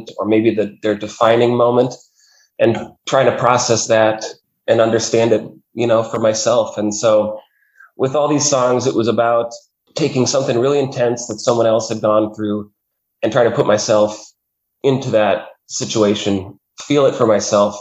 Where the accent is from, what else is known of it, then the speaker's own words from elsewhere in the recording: Fargo, North Dakota, United States; moved away as an adult; also born or lived in Pacific Northwest; I grew up in Fargo, North Dakota